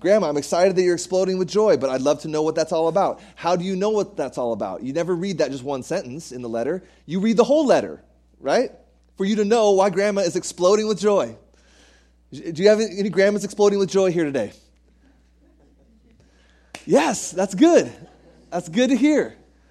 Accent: United States; moved away; I was raised in the States, and the way they do things over here is very, very different.

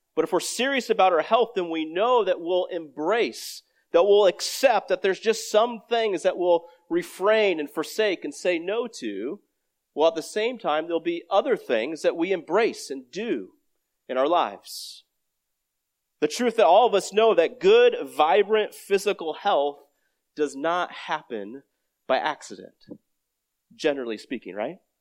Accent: Iowa, United States; I grew up in Iowa

